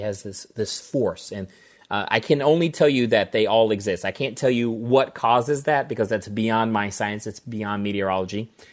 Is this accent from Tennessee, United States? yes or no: no; St. Louis, Missouri, United States; moved away as an adult; also born or lived in Colorado / Jefferson City, Missouri; grew up in Saint Louis, Missouri. I've lived there for much